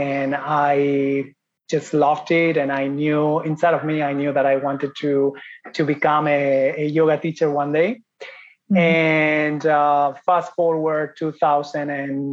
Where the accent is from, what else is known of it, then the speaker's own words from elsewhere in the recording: Spain; moved away as an adult; also born or lived in Ireland / Italy / Thailand; I am from Spain